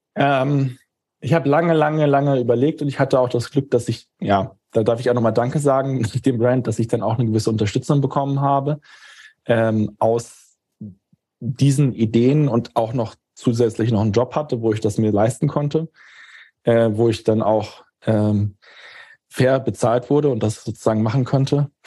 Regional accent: Germany; als Deutscher

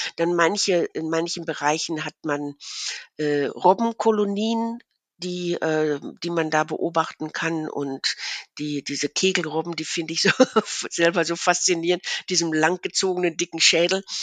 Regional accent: Ruhr area, North Rhine-Westphalia, Germany; moved away as an adult; now in Münsterland, Germany; aufgewachsen bin ich im Ruhrgebiet

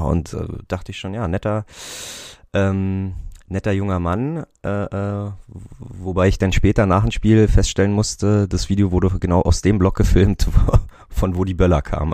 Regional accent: Berlin, Germany; ich komme aus Berlin

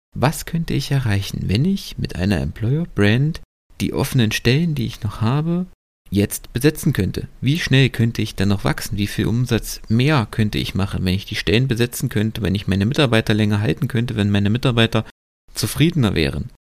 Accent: Germany; bei uns in Deutschland

